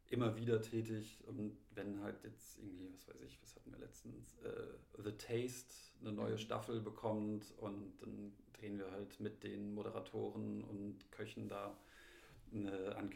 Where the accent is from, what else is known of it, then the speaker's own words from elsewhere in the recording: Munich, Bavaria, Germany; also bei, in München, in meiner Heimatstadt, ist ja jetzt mittlerweile auch Maskenpflicht